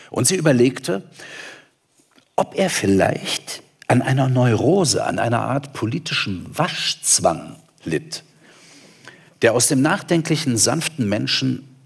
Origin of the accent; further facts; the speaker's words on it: Germany; ich komme aus der DDR. Hallo, äh, ich, ich bin so groß geworden in so einer äh, Diktatur, sage ich jetzt mal.